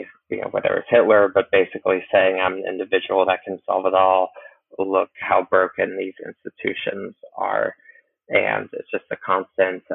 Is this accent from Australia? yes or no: no; Cincinnati, Ohio, United States; moved away; I'm originally from Cincinnati